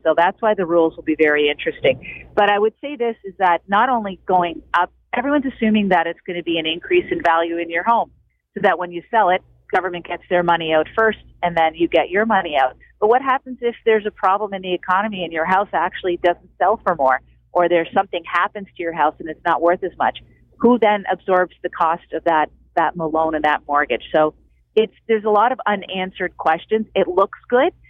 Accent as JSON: {"language": "English", "area": "Cape Breton", "region": "Nova Scotia", "country": "Canada", "moved": "yes"}